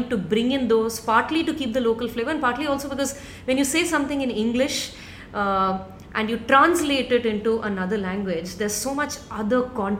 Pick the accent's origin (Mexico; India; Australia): India; Mumbai, Maharashtra; first language Tamil; English is a second language; I'm South Indian. I've lived my whole life in Mumbai